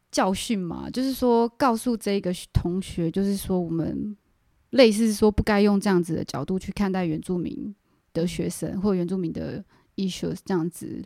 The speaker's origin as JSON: {"language": "Chinese", "country": "Taiwan", "also_born_or_lived": "Canada", "said": "我是嗯。真，真正的台湾人"}